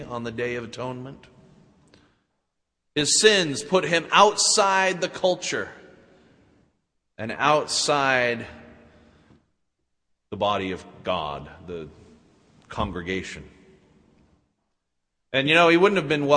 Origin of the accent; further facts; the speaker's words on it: Utah, United States; I credit growing up in Utah with the beginning of my faith.